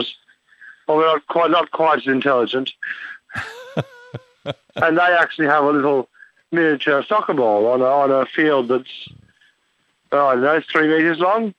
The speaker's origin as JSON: {"language": "English", "town": "Brisbane", "region": "Queensland", "country": "Australia", "tie": "born or raised there", "moved": "as an adult", "lives_now": "Melbourne, Australia", "said": "I grew up in Brisbane, and now I live in Melbourne"}